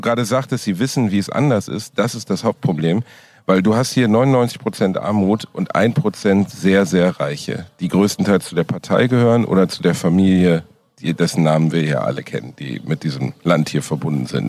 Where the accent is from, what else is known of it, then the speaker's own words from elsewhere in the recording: Germany; als Deutscher